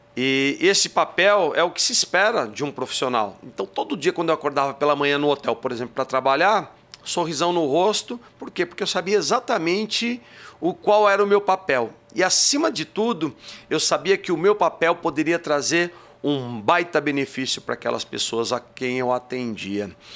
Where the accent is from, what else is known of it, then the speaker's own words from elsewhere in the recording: Barra Bonita, São Paulo, Brazil; accent: interior paulista (caipira r); Vocês vão ver pelo sotaque, de vez em quando soltam uns porta-porteira, porque eu sou do interior de São Paulo, sou de uma cidadezinha chamada Barra Bonita.